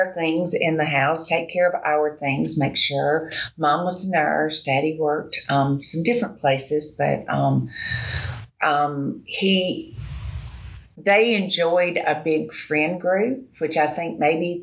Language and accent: English; Birmingham, Alabama, United States; I grew up in Birmingham